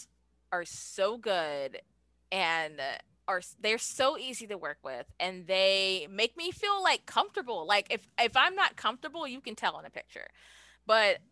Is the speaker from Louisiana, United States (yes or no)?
yes; New Orleans, Louisiana, United States; I'm from New Orleans